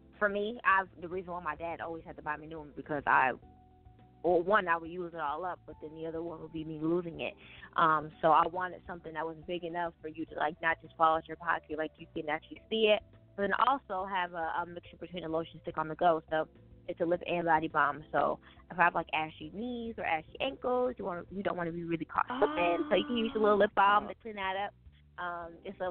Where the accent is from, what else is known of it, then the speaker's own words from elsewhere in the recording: Buffalo, New York, United States; I'm from Buffalo, New York, and it's cold here